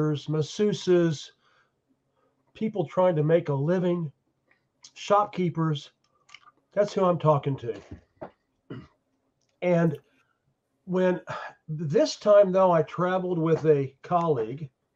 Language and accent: English; Oklahoma, United States; also born or lived in China; now in France; I've seen the red state scene where I grew up in Oklahoma